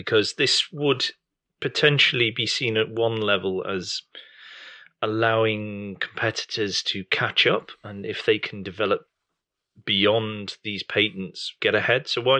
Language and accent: English; United Kingdom; Well, we are British.